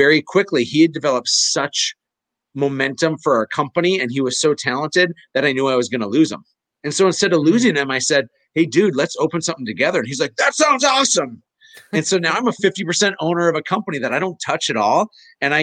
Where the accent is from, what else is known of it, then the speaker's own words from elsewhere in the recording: Fargo, North Dakota, United States; I'm from Fargo